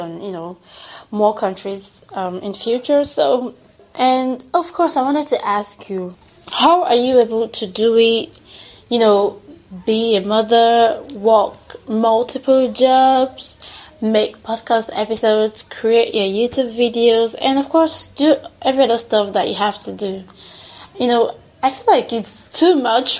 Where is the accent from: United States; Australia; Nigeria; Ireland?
Nigeria; accent: Nigerian; my Nigerian accent.